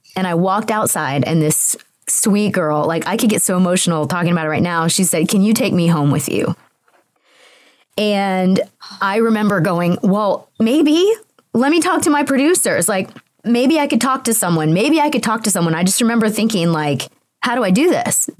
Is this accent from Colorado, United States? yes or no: no; Atlanta, Georgia, United States; moved away as an adult; also born or lived in Los Angeles; I'm from Atlanta, Georgia.